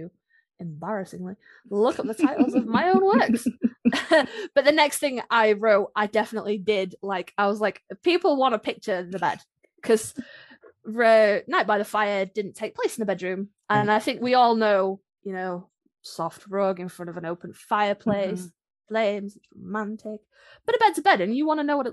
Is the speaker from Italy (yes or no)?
no; United Kingdom